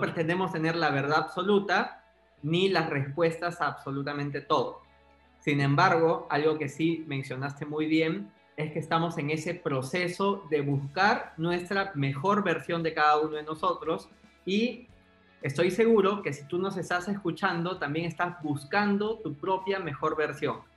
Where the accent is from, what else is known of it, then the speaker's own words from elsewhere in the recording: Peru; yo soy peruano, peruano soy publicista de profesión